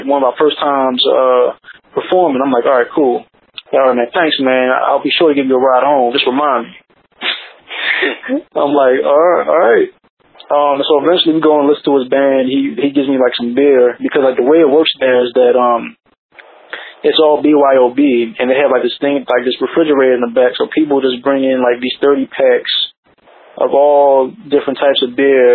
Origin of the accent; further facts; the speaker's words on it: Baltimore, Maryland, United States; I was from Baltimore